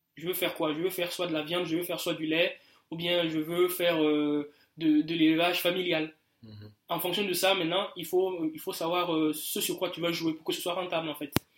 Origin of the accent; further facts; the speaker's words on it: Burkina Faso; moved away as an adult; j'ai quitté le Burkina il y a un peu quelques mois